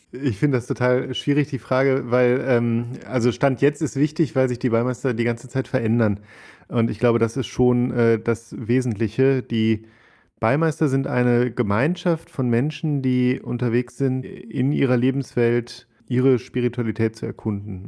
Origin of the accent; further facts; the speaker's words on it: Ruhr area, North Rhine-Westphalia, Germany; now in Cologne, Germany; bin ich ähm, Kölner inzwischen, würde ich sagen, komme eigentlich aus dem Ruhrgebiet